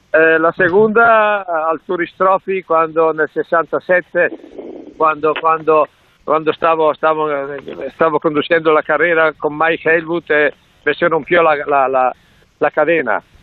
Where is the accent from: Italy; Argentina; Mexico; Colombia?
Italy; Spanish is a second language